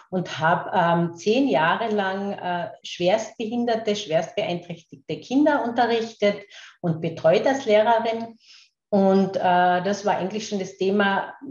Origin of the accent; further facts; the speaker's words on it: Carinthia, Austria; accent: Carinthian; Ich werde eh schauen, dass ich meinen Kärntner Dialekt ein klein wenig in den Griff bekomme, weil ich aus Kärnten bin.